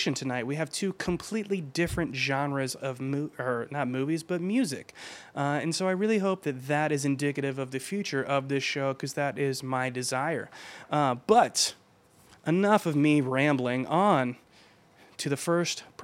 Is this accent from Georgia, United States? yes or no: yes; Georgia, United States; my home state of Georgia